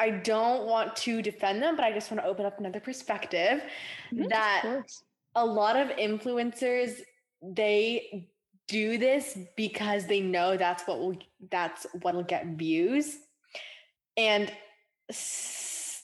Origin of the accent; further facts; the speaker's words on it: Canada; in Canada where I grew up